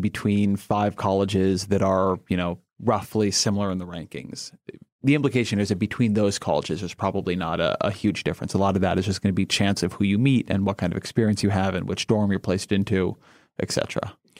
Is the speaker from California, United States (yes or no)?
yes; Irvine, California, United States; I come from Irvine